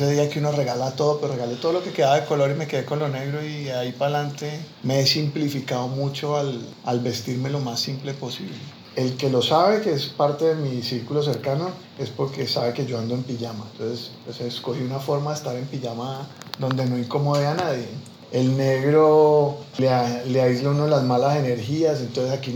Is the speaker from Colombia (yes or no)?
yes; Buenaventura, Valle del Cauca, Colombia; Me encanta, yo sí, man, yo soy negro de Buenaventura, canchimalo por si hay alguien ahí.